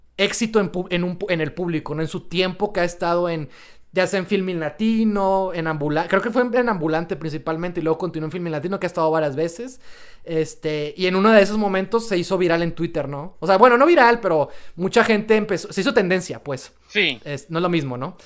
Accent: Mexico; nosotros como sociedad mexicana

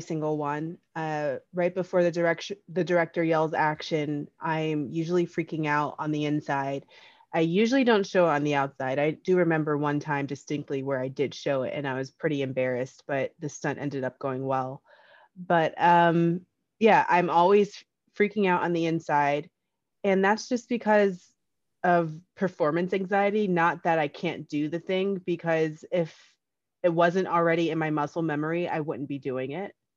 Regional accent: Union, New Jersey, United States; I'm from Union, New Jersey. I grew up with, uh, four brothers

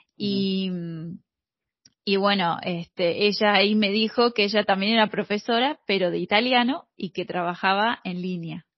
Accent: Mar del Plata, Buenos Aires Province, Argentina; accent: rioplatense; yo soy de Mar del Plata, Argentina

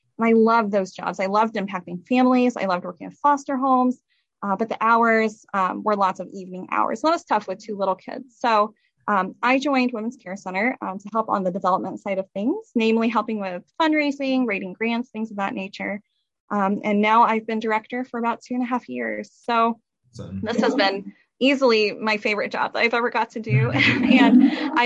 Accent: Kendallville, Indiana, United States; I am a Noble County native, born and raised in Kendallville

